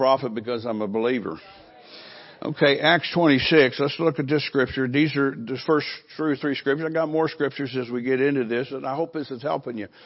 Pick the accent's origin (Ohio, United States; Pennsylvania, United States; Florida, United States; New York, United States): Ohio, United States; Fairborn; moved away; also born or lived in California; I'm from Dayton, Fairborn, Ohio, which is close to Dayton, Ohio, in that state